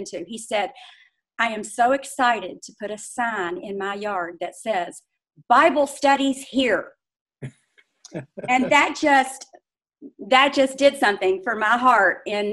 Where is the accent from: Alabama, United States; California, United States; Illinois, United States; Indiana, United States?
Indiana, United States; also born or lived in Louisville, Kentucky; I was born in Louisville, Kentucky, but I grew up and have lived nearly all my life in Indiana. My parents moved our family to Indiana when I was about 11 years old